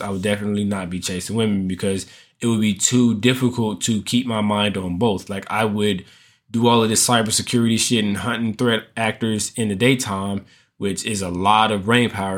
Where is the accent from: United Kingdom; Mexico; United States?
United States; as American men, as Black American men